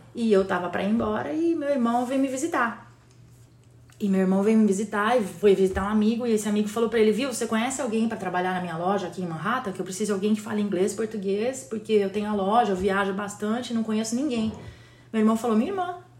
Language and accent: Portuguese; Campinas, São Paulo, Brazil; also born or lived in Recife / Jaboatão dos Guararapes / Fortaleza / Westchester, New York; now in United States; Nascida e criada em Campinas, uh, interior de São Paulo